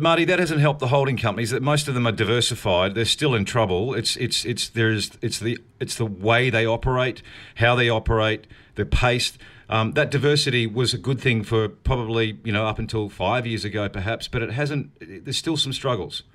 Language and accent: English; New Zealand; I am a New Zealander